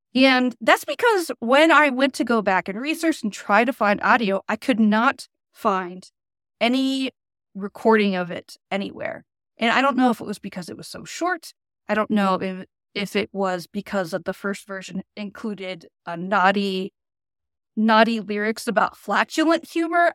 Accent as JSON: {"language": "English", "country": "United States", "said": "I'm really spoiled as an American"}